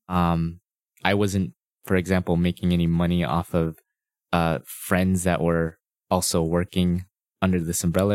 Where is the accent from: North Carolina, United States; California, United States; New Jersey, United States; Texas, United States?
California, United States; La Cañada Flintridge; I'm a Los Angeles native. I was born and raised in Los Angeles. I, uh, grew up in La Cunada, which is near Pasadena and Glendale